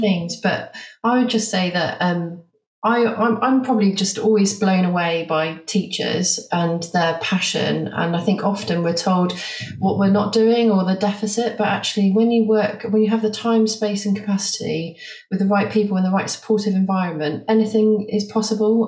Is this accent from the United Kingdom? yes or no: yes; Bath, South West England, United Kingdom; moved away as an adult; also born or lived in Liverpool; I came back to Bath, which is my hometown, to start a family.